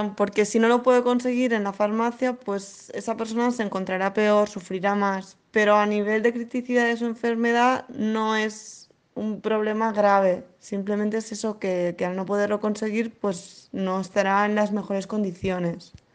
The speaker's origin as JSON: {"language": "Spanish", "town": "Barcelona", "region": "Catalonia", "country": "Spain", "said": "soy de Barcelona"}